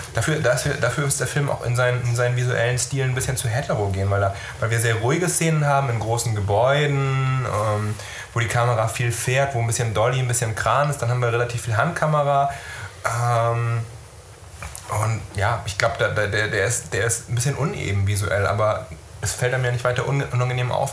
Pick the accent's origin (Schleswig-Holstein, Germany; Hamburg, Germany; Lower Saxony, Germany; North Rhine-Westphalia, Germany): Schleswig-Holstein, Germany; Neumünster; in meiner Heimatstadt Neumünster